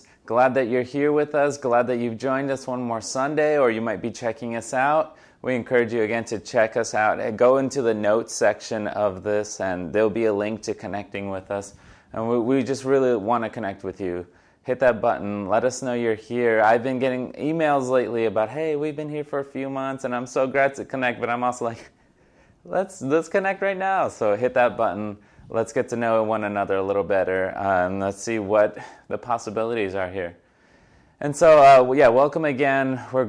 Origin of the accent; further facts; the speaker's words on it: New York City, New York, United States; It was also pretty hilarious for me growing up in the New York City area to go see this.